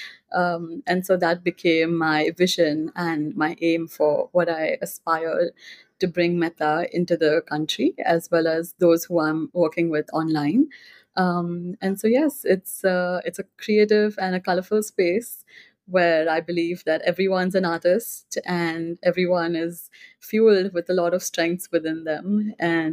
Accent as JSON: {"language": "English", "town": "Mumbai", "region": "Maharashtra", "country": "India", "tie": "born or raised there", "also_born_or_lived": "Singapore", "said": "I grew up in Mumbai, India, and that is where I completed"}